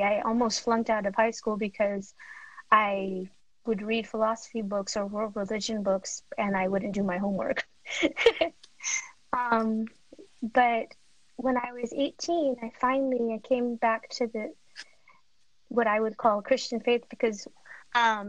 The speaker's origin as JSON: {"language": "English", "town": "Los Angeles", "region": "California", "country": "United States", "tie": "born or raised there", "said": "I grew up in Pacoima"}